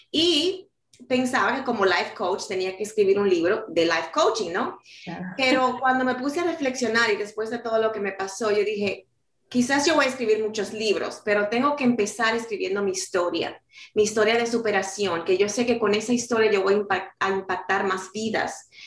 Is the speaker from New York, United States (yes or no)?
yes; New York City, New York, United States; also born or lived in Dominican Republic; yo nací en República Dominicana y me crié en la ciudad de Nueva York, llegué a los cuatro años y ahí pues hice toda una vida